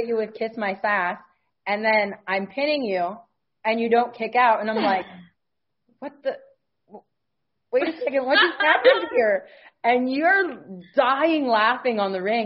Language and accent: English; Ohio, United States; we're all from Ohio